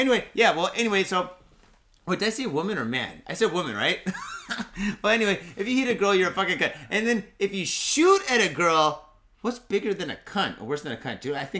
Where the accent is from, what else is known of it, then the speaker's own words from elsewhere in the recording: Mitaka, Tokyo, Japan; I grew up in the Mitaka streets. Mitaka's a nice area.